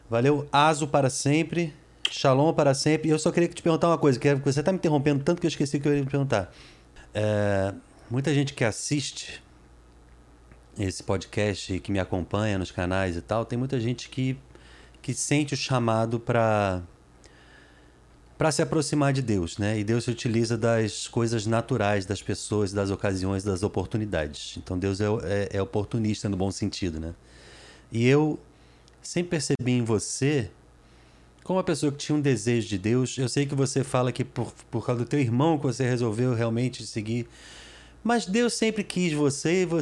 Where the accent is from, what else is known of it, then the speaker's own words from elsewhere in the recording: Lisbon, Portugal; Lisboa, mas Lisboa minha terra, minha casa.